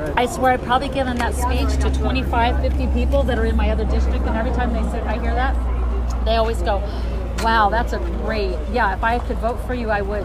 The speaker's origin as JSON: {"language": "English", "town": "Las Vegas", "region": "Nevada", "country": "United States", "tie": "born or raised there", "also_born_or_lived": "Reno, Nevada / Lake Tahoe", "moved": "as an adult", "said": "I'm from Las Vegas, born and raised. Yeah, I'm four generations that lived here."}